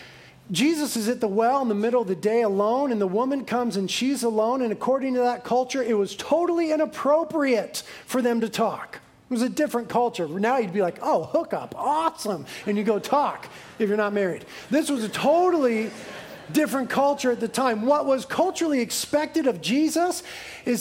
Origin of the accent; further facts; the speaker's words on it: Carpinteria, California, United States; 50% in Carpinteria, my hometown